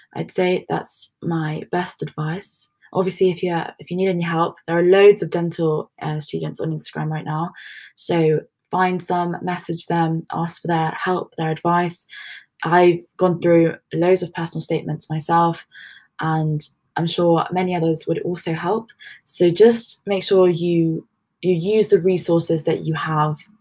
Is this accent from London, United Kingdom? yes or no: yes; London, United Kingdom; moved away as an adult; now in Leeds, United Kingdom; I'm actually from London, and I didn't know how much I was going to like Leeds when I first came here